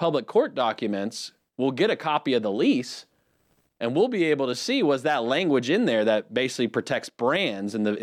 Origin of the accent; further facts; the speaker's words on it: Huntersville, North Carolina, United States; we grew up in Birkdale